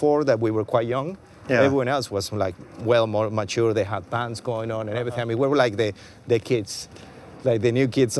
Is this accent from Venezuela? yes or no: yes; Venezuela; moved away as an adult; also born or lived in Argentina; now in London, United Kingdom; growing up in Venezuela was amazing